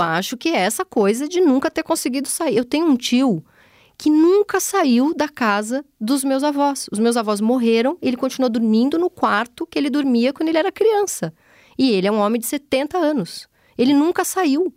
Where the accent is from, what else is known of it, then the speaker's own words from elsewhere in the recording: São Paulo, Brazil; eu venho do, da Zona Leste São Paulo, onde as pessoas têm aquelas casinhas